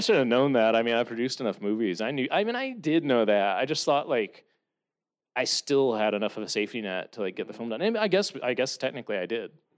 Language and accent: English; Columbia, Missouri, United States; moved away; growing up in Columbia, Missouri